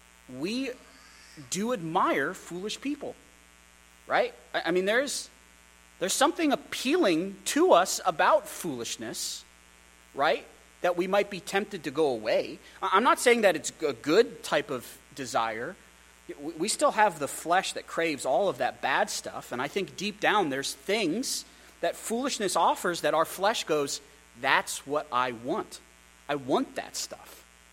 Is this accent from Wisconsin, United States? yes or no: no; Pennsylvania, United States; I grew up outside of Philly. My dad, his first church was outside of Philadelphia.